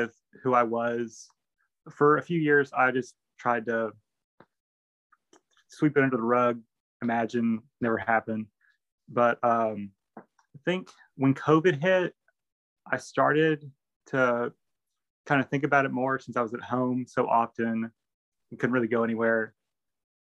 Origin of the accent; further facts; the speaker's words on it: Grapeland, Texas, United States; I'm actually from Grapeland